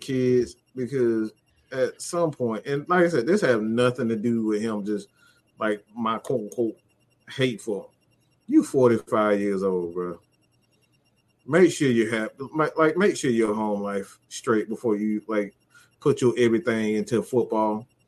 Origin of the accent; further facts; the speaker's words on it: California, United States; I'm from Cali. We don't play that out of Cali.